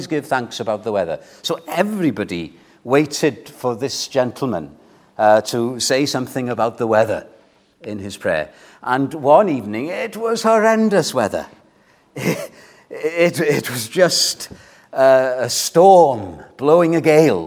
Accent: Wales, United Kingdom; We as Welsh people

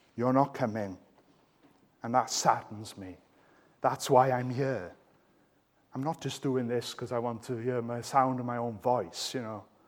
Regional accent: Wales, United Kingdom; I'm Welsh.

